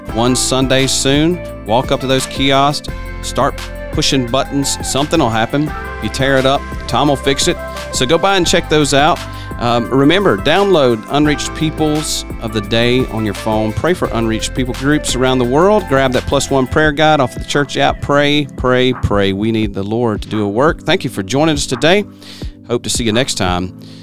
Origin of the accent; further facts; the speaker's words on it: Mississippi, United States; moved away; I'm from Mississippi. We call 'em Associational Missions Directors there